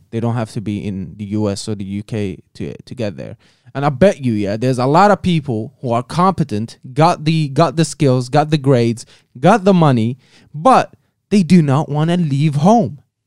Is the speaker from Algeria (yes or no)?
yes; Algeria; moved away; the country of Algeria, my home country